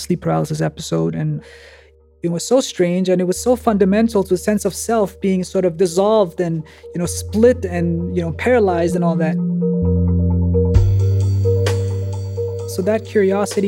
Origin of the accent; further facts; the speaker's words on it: Denmark; also born or lived in Bulgaria; then they moved to Denmark in hope of a better life